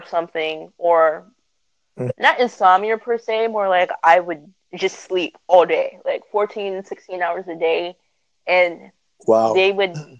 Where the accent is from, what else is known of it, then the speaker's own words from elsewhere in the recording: California, United States; I am a California girl